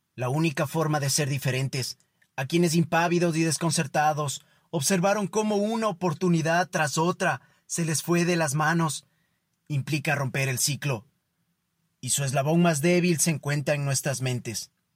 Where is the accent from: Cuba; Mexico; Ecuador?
Ecuador; para nosotros como ecuatorianos